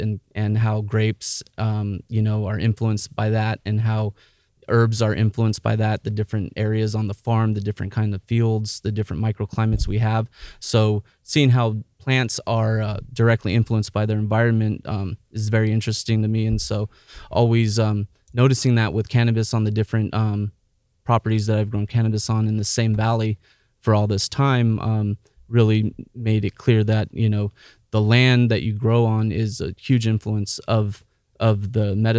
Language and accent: English; San Diego, California, United States; now in Williams, United States; I grew up in San Diego, California. I lived there till I was about 18.